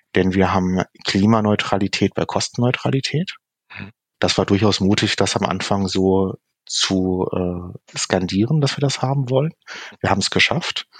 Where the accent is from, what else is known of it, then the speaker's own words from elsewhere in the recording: Hamburg, Germany; die hanseatische Bescheidenheit als Hamburger